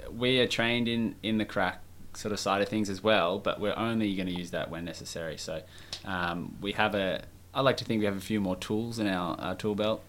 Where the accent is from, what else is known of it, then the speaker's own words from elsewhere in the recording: Melbourne, Victoria, Australia; moved away as an adult; we're both from Melbourne